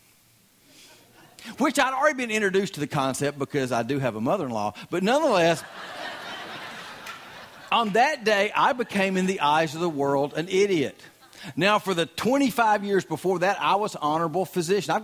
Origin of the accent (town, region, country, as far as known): Southern US, United States; accent: Southern